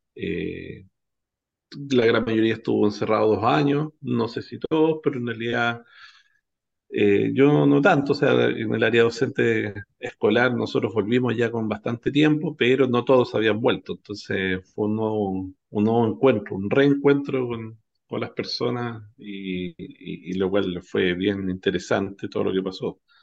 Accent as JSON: {"language": "Spanish", "country": "Chile"}